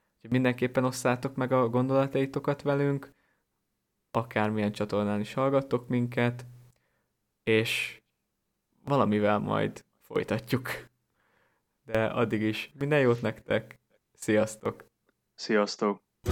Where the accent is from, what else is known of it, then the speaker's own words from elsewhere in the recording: Hungary; lehet, hogy én is valamilyen szűkített élettérből származom, vagy Magyarország nekem túl szűk